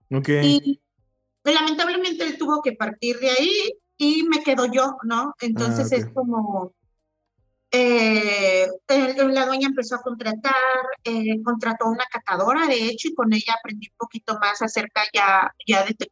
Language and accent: Spanish; Oaxaca, Mexico; y no, nunca había visto en mi vida un cafetal, o sea, era como siendo oaxaqueña.